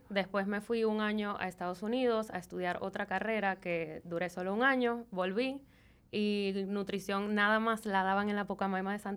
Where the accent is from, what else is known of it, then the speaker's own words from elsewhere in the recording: Venezuela; moved away as an adult; also born or lived in Miami; básicamente me crié en Venezuela. Eh, tengo 12 años viviendo aquí ya.